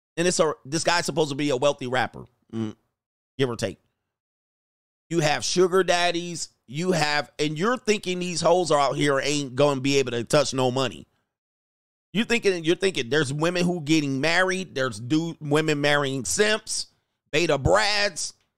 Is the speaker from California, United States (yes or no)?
yes; Southern California, United States; also born or lived in San Fernando Valley / Newport Beach, Orange County; I grew up in Southern California